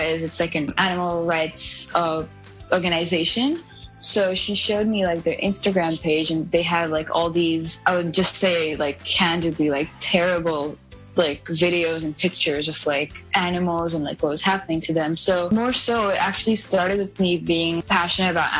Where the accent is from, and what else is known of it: India; born or raised there; English is a second language; moved away